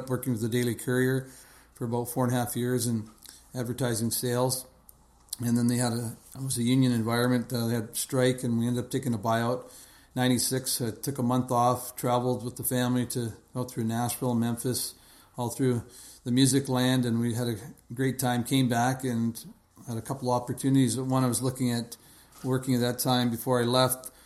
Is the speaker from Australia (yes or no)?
no; Edmonton, Alberta, Canada; moved away as an adult; now in Kelowna, Canada; growing up in Edmonton, uh, we had uh, you know, youngest of four boys